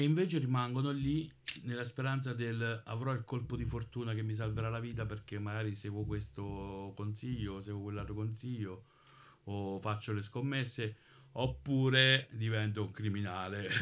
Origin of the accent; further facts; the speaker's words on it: Monte San Giusto, Marche, Italy; io sono di Monte San Giusto